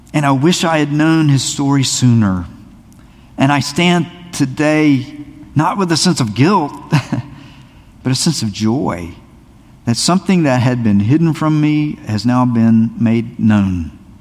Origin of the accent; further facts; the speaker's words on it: South Carolina, United States; I grew up in a little town in South Carolina